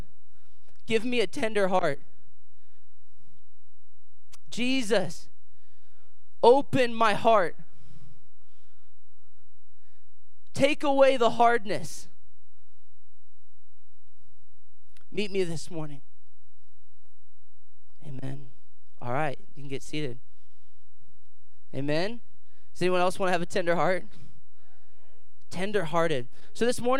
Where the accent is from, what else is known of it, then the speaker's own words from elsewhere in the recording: Dayton, Ohio, United States; I'm here from Dayton, Ohio, born and raised, local boy